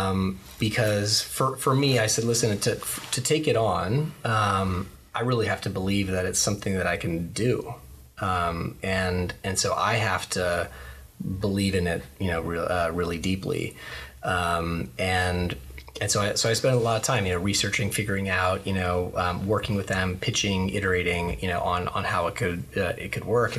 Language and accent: English; Bay Area, California, United States; growing up in the Bay Area